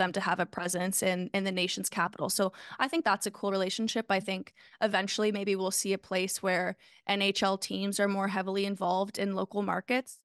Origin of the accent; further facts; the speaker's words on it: Canada; As a Canadian